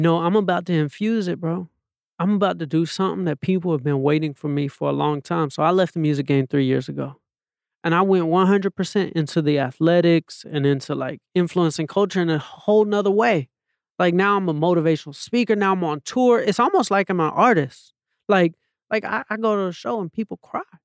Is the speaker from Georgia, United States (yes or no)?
yes; Atlanta, Georgia, United States; moved away; also born or lived in Los Angeles; I'm a kid from Atlanta, Georgia